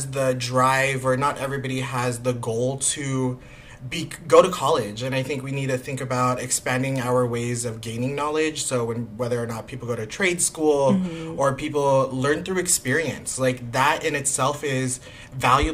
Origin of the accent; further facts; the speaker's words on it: National City, California, United States; I grew up in National City